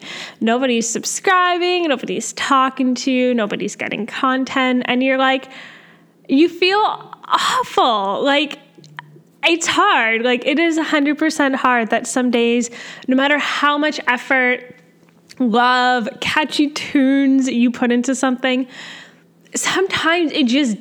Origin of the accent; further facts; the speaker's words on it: Canada; I'm a Canadian med student